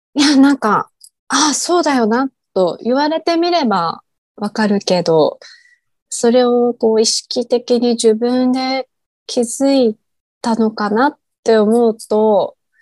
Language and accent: Japanese; Japan; moved away as an adult; now in Bangkok, Thailand